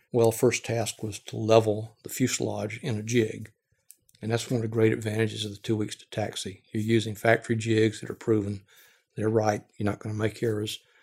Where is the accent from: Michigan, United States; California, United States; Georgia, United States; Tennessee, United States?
Georgia, United States; I grew up in Georgia, lived in the Southeast all my life